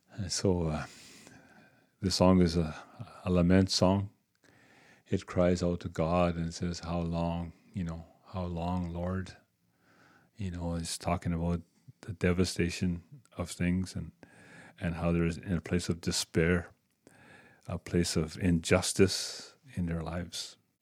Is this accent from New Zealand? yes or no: no; Waskaganish, Quebec, Canada; also born or lived in Moose Factory, Ontario; I'm from Muskegon, Quebec